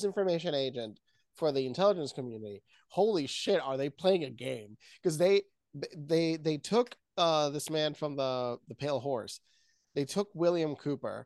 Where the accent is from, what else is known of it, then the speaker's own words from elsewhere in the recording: Puerto Rico; moved away; I come from Puerto Rico